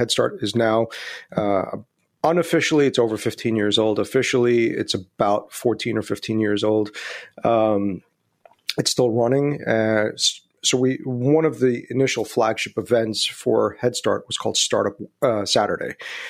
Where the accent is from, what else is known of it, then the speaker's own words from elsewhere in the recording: New York City, New York, United States; also born or lived in India; So I was actually born in India, but I left India when I was 3 months old. So for all practical purposes, I grew up in New York City and New York City's home.